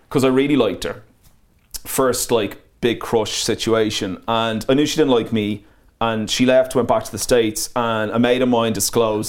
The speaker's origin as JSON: {"language": "English", "country": "Ireland", "also_born_or_lived": "Manchester, United Kingdom", "moved": "as an adult", "said": "I was Irish in Manchester"}